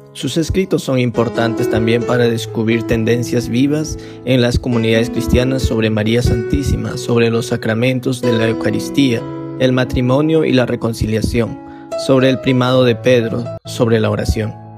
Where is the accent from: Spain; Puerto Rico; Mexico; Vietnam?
Vietnam